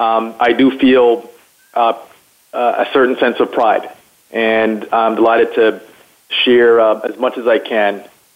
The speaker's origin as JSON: {"language": "English", "country": "United States", "tie": "born or raised there", "said": "particularly as a young black man growing up in the United States, there were certainly a number of instances and a number of challenges that I encountered."}